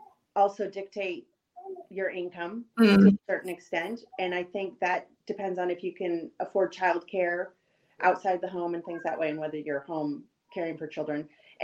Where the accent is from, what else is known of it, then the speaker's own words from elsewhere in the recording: Washington, United States; moved away as an adult; also born or lived in Illinois / California / Maryland / Rhode Island; I grew up in the Pacific Northwest.